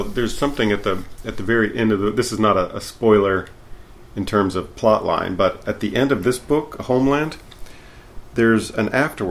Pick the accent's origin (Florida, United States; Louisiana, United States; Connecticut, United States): Louisiana, United States; also born or lived in Tennessee / Texas; I am from Louisiana